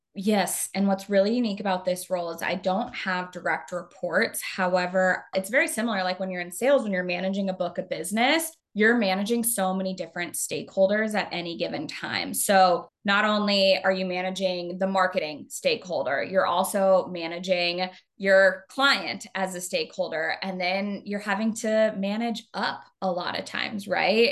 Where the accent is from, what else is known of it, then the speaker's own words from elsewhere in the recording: Arizona, United States; now in Chicago, United States; I'm originally from Arizona.